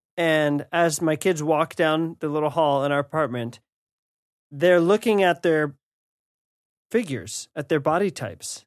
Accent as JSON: {"language": "English", "country": "United States", "said": "as an American"}